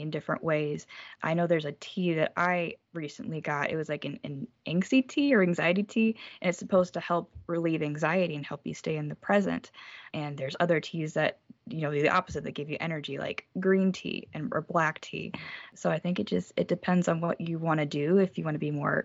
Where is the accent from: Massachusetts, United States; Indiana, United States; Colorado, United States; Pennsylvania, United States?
Indiana, United States; South Bend; I was born and raised in South Bend, Indiana, literally 5 minutes away from the Notre Dame campus